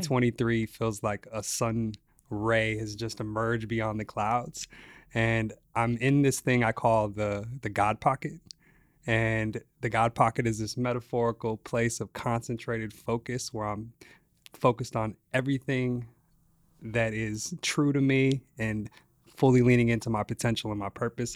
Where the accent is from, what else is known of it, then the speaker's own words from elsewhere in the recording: Las Vegas, Nevada, United States; So I grew up in Las Vegas, east side of Las Vegas, in the projects